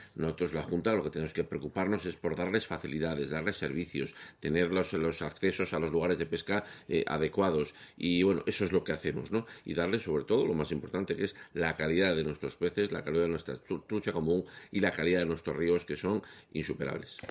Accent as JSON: {"language": "Spanish", "town": "León", "region": "Castile and León", "country": "Spain", "said": "yo soy de León"}